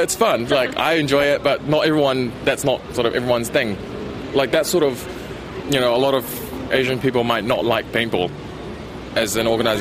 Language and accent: English; New Zealand; English is a second language; I'm a 1.5 generation, so I came here quite young, but I came with my parents